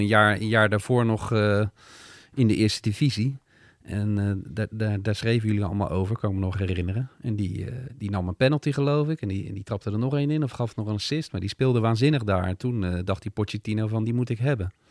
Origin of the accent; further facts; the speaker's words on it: Netherlands; wij als Nederlanders